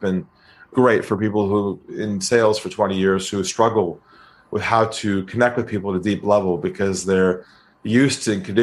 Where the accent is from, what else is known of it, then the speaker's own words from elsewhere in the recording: California, United States; now in Sydney, Australia; I'm from California.